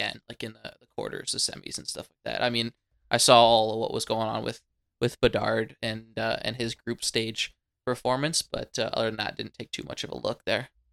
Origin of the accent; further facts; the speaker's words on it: Canada; being Canadian